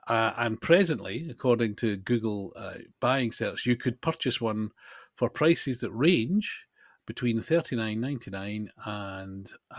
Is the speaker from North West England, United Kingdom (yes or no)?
no; Scotland, United Kingdom; I'm Scottish and I can't do that accent